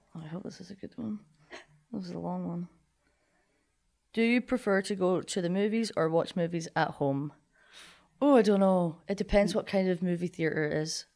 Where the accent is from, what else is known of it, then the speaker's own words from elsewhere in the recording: Linlithgow, Scotland, United Kingdom; moved away as an adult; now in Kirksville, United States; I'm from Scotland